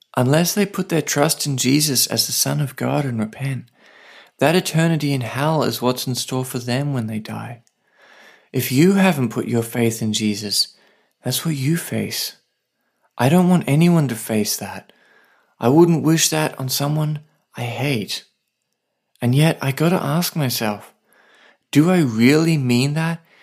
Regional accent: Australia; now in Saipan, Northern Mariana Islands

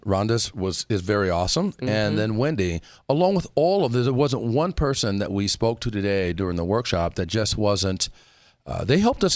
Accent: South Africa; We speak as South African.

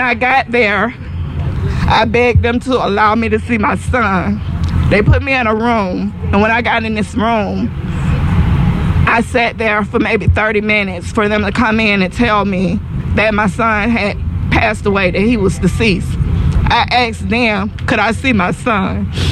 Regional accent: Atlanta, Georgia, United States; we're from Atlanta, Georgia

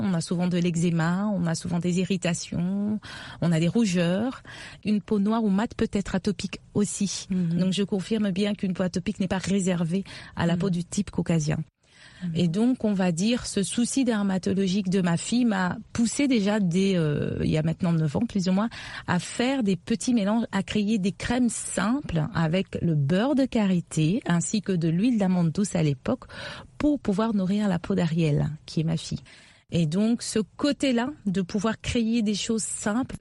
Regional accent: Kinshasa, DR Congo; je suis née, j'ai grandi à Kinshasa

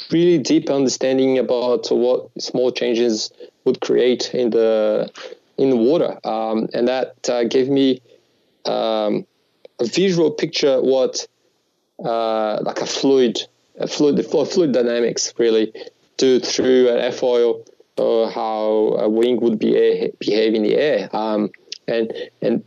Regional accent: Natal, Rio Grande do Norte, Brazil; English is a second language; moved away as an adult; now in Australia; I grew up in Natal

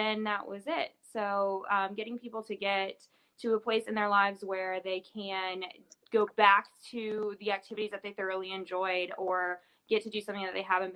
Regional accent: West Virginia, United States; also born or lived in Maine; now in Louisville, United States; I'm originally from West Virginia, and both of my parents are physical therapists

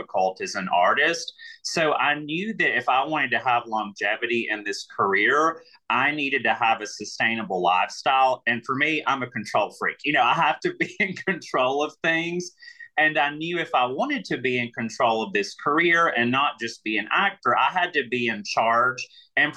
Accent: Alabama, United States; accent: Southern; moved away as an adult; also born or lived in New York / Atlanta; I'm from Alabama.

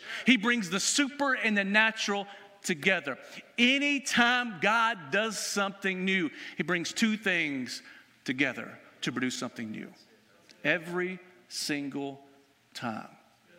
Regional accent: White House, Tennessee, United States; moved away; back in my hometown of White House, Tennessee.

